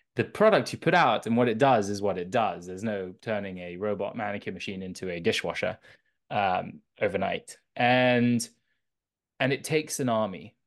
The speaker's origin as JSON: {"language": "English", "region": "London", "country": "United Kingdom", "tie": "born or raised there", "also_born_or_lived": "south of France", "said": "I grew up in London."}